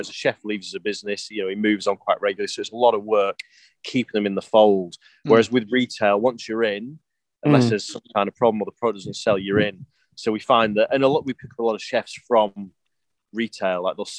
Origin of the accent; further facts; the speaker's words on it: England, United Kingdom; uni is a different world to growing up in England.